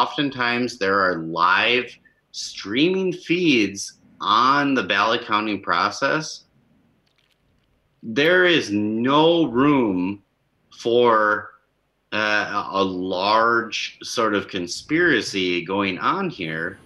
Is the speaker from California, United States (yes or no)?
no; Minnesota, United States; my hometown, which is about 3,000 people